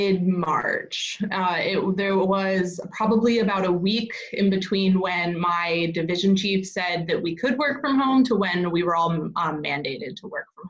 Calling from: Cambridge, Massachusetts, United States; I'm in Cambridge, Massachusetts. Things are, I think, pretty typical of what you're seeing on the East Coast.

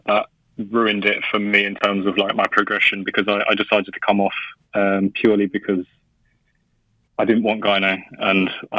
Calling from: London, United Kingdom; I'm calling from London at the moment.

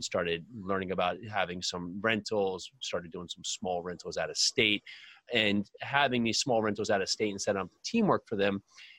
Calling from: New Jersey, United States; Wonderful New Jersey.

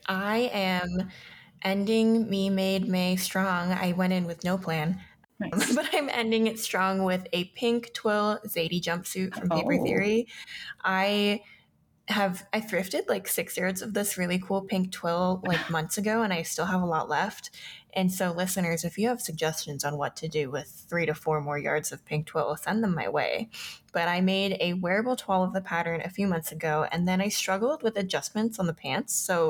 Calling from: Denver, Colorado, United States; I'm your co-host … I am recording from Denver, Colorado.

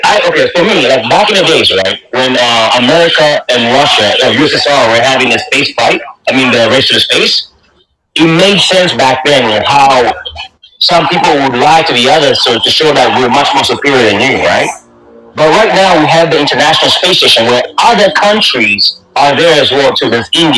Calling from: Toronto, Ontario, Canada; I'm in Toronto.

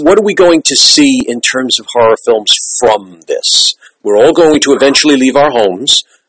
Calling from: New York, United States; I'm calling you from New York

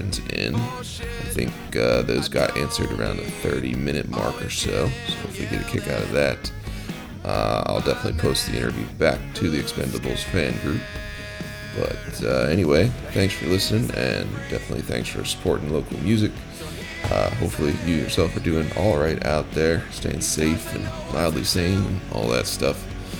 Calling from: Baltimore, Maryland, United States; I'm calling you from Maryland or Baltimore.

